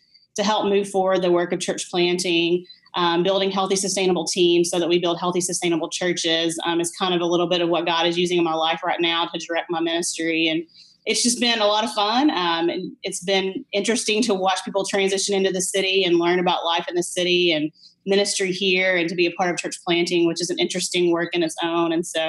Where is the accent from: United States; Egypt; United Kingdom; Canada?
United States; Middle Tennessee; moved away as an adult; now in New York City, United States; I'm originally from Middle Tennessee, grew up there, went to college in Tennessee, and took a fall break mission trip to New York City in 2002 and just fell in love with the city.